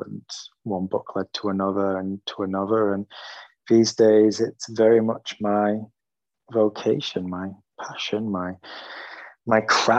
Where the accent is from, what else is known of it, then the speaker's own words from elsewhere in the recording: Yorkshire and the Humber, United Kingdom; I'm calling in from Yorkshire, which is in the north of England, where I've lived the majority of my life